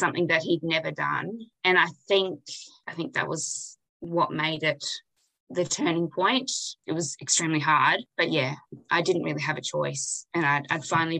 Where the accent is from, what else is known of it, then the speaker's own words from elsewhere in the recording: Kalyeeda Station, Kimberley, Western Australia, Australia; I grew up here on Callier Station